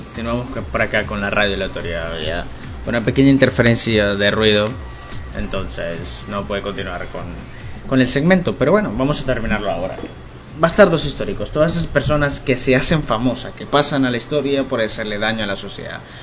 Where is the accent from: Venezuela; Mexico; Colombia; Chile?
Venezuela; aquí en mi país